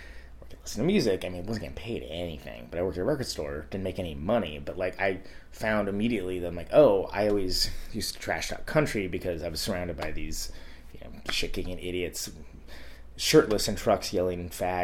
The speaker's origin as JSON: {"language": "English", "town": "Modesto", "region": "California", "country": "United States", "tie": "born or raised there", "said": "I grew up in Modesto, which is a cow town in the Central Valley of California"}